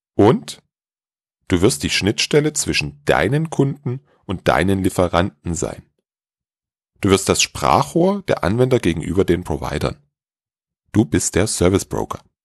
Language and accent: German; Dresden, Saxony, Germany; in meiner Heimatstadt Dresden